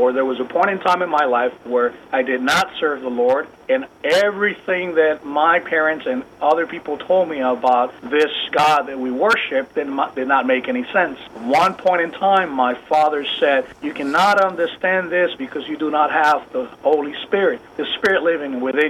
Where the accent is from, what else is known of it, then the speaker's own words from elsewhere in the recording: Puerto Rico; first language Spanish; English is a second language; moved away as an adult; now in New Jersey, United States; I was born and raised in Puerto Rico, so if you find that I do have an accent, it's because of that. Sometimes I have to formulate my thoughts in Spanish and translate them in English